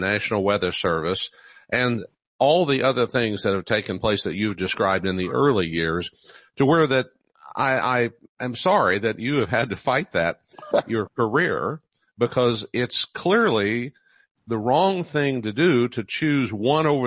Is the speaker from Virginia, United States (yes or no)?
no; Oklahoma City, Oklahoma, United States; in Oklahoma City where I was growing up